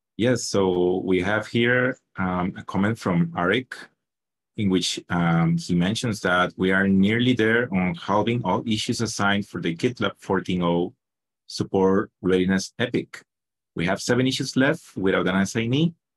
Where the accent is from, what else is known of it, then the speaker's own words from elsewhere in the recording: Costa Rica; I'm from Costa Rica